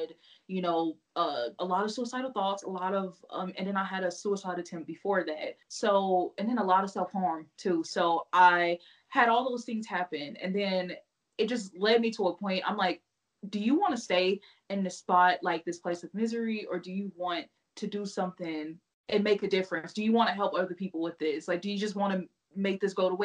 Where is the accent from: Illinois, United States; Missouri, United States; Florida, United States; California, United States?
Missouri, United States; now in Utah, United States; I'm from Missouri